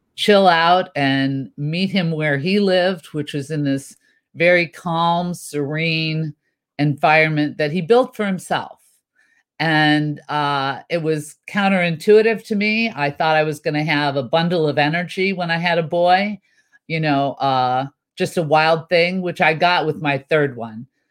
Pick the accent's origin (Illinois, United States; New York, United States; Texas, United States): Illinois, United States; Chicago; moved away as an adult; also born or lived in Champaign, Illinois / Burbank, California; now in California, United States; I was born in central Illinois, Champaign to be specific, but most of my life I was raised in Chicago.